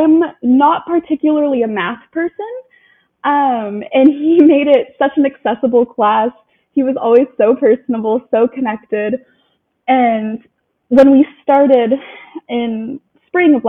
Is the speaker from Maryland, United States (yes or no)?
no; Dallas, Oregon, United States; I'm from Dallas, Oregon, just outside of Salem, kind of towards the coast a little bit.